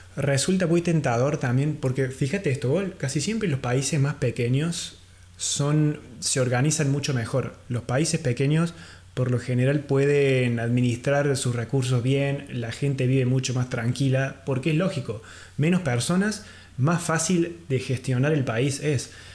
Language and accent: Spanish; Argentina; uno es mi país natal, Argentina